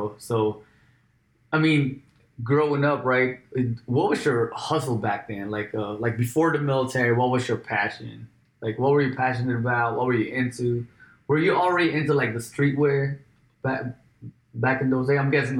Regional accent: California, United States; I'm from Cali, you're from New York.

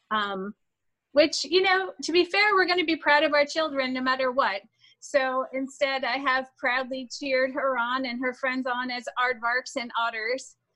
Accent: Kaktovik, Alaska, United States; now in Colrain, United States; I am Inupiaq Athabaskan, which is Alaskan Native. Um, my traditional enrollment village is Kaktovik uh, in Alaska. Alaska.

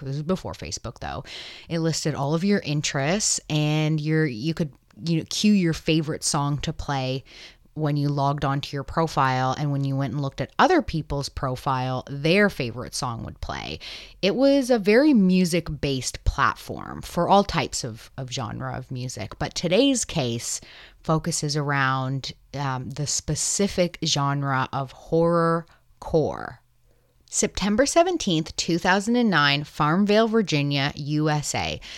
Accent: Canada; I'm Canadian

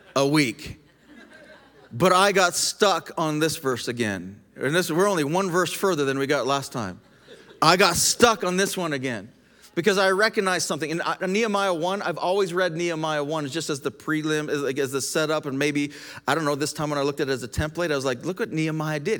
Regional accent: Canada; also born or lived in United States; I'm a Canadian. I'm also an American.

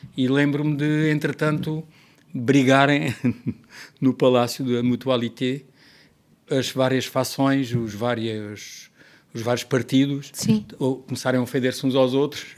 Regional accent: Portugal; also born or lived in Paris; eu sou português

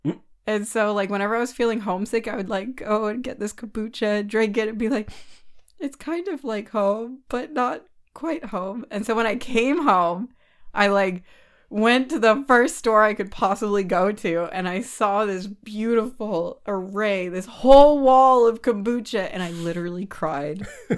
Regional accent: California, United States; also born or lived in England; I'm from California. I'm a California Bay Area girl, like through and through. This is where I'm from.

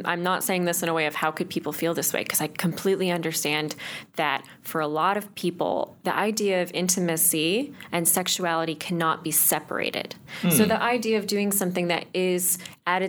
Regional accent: Chatham, Ontario, Canada; moved away; It was Chatham

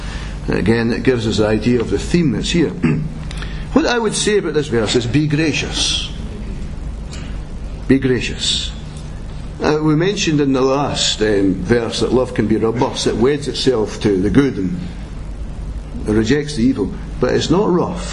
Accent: Scotland, United Kingdom; that ability we have as Scots

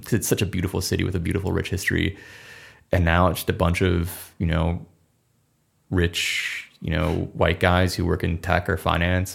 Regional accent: Minnesota, United States; I'm from Minnesota

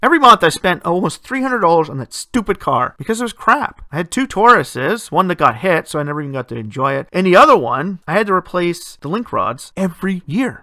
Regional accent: Ontario, Canada; my home country here

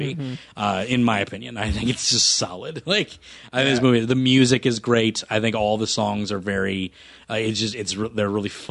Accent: United States; we're American

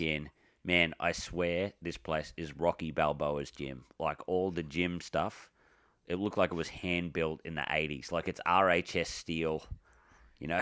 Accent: Victoria, Australia; I'm from Victoria

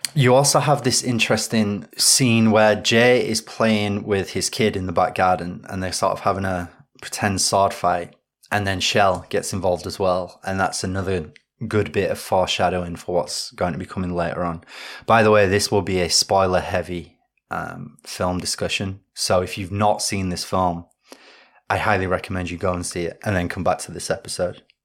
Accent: Yorkshire and the Humber, United Kingdom; I'm from Yorkshire

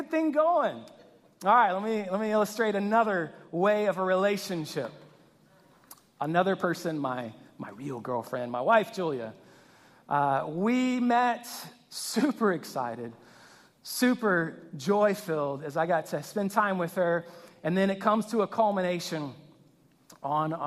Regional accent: Louisiana, United States; I grew up in Louisiana

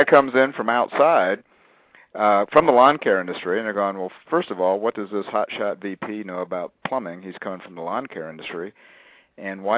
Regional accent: a little bit north of Columbus, Ohio, United States; I'm a Midwesterner. I grew up a little bit north of Columbus, Ohio.

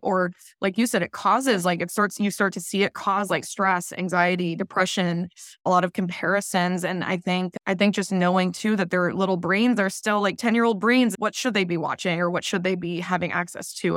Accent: Midwest, United States; now in Southern California, United States; I grew up in the Midwest and now I'm in Southern California

